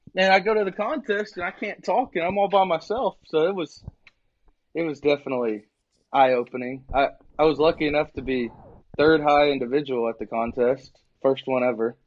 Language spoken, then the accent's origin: English; Needville, Texas, United States; also born or lived in Wharton, Texas / Lubbock, Texas; I was born in Wharton, Wharton. and uh, that's it's real close to Needville